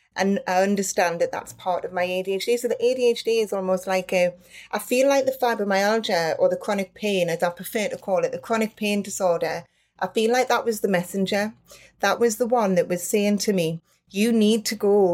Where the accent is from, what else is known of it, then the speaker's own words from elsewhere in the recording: Newcastle upon Tyne, North East England, United Kingdom; I am from a town called, or city called Newcastle upon Tyne from the north of England